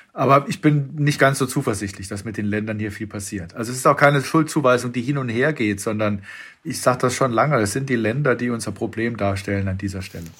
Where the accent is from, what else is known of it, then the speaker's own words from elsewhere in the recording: Freiburg im Breisgau, Baden-Württemberg, Germany; bin ich da als Freiburger